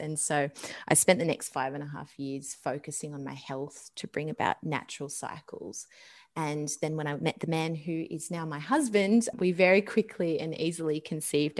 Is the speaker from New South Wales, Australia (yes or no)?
yes; Sydney, New South Wales, Australia; moved away as an adult; now in Tenterfield, Australia; We're from Sydney, but we're currently living in a small country town in the Northern Tablelands called Tenderfield